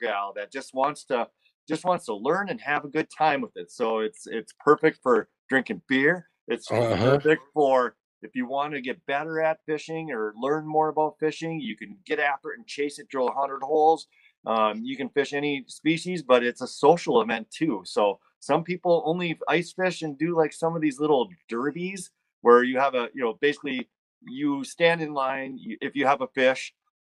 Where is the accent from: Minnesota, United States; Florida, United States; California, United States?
Minnesota, United States; Buffalo; now in Big Lake, United States; Grew up in Buffalo, though. So just a little bit south of here is where I grew up.